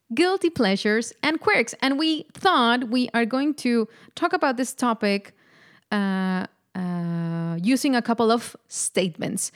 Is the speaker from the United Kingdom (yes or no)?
no; Mexico; moved away as an adult; now in Netherlands; I am indeed uh, Mexican. I was born and raised in Mexico